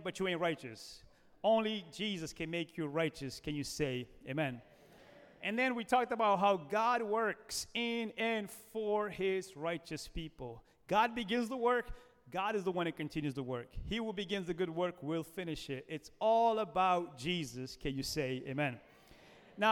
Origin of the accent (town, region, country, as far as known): United States